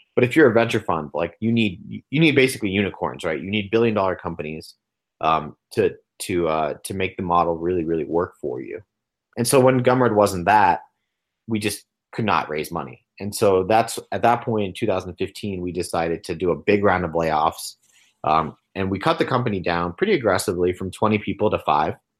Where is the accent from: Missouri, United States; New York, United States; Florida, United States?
New York, United States; Long Island; also born or lived in Los Angeles; I was born in New York on Long Island